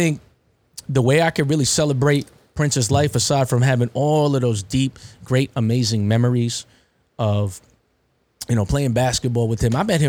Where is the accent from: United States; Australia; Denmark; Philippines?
Philippines; You're Indian. He's Indian. I'm Filipino.